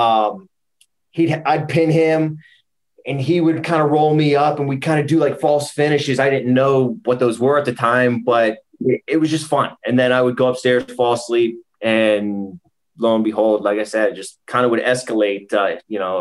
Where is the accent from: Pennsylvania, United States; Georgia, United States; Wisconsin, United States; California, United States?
Pennsylvania, United States; Pittsburgh; out of Pittsburgh, Pennsylvania, born and raised, 30 years old